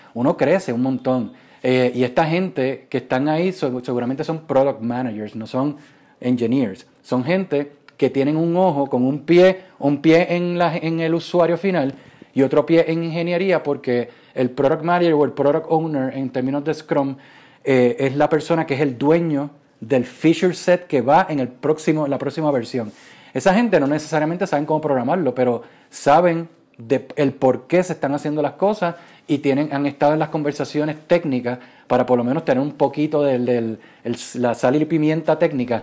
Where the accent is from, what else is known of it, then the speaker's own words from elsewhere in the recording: Puerto Rico; moved away as an adult; also born or lived in Silicon Valley; Yo me fui de Puerto Rico en el 2012, eh, me fui para Silicon Valley